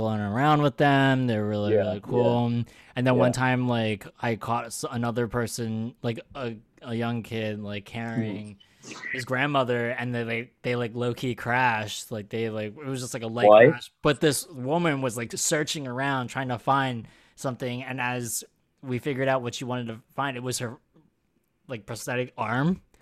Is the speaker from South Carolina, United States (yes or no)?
no; outside of Philadelphia, Pennsylvania, United States; I'm from outside of Philadelphia, and I grew up in Philly for like college and whatnot